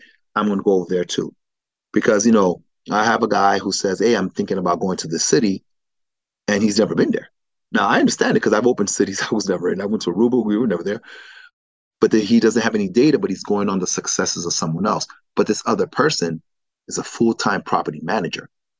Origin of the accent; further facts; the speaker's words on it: New York, United States; also born or lived in Miami / Philadelphia; growing up in New York and in the East Coast, Miami, Philadelphia, that's what it was.